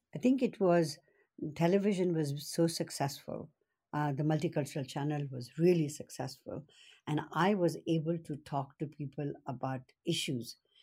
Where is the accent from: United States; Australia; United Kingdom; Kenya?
Kenya; Nairobi; now in British Columbia, Canada; I was born and brought up in Kenya